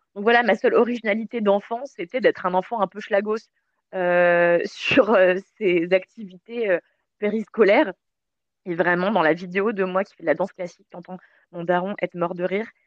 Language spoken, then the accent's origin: French; Levallois-Perret, Île-de-France, France; also born or lived in Mauritius; quand j'étais petite, j'habitais à Levallois